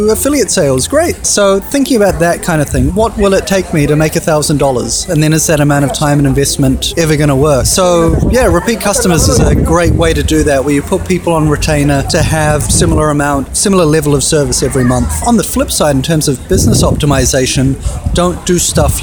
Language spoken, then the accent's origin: English; New Zealand; moved away as an adult; I'm a Kiwi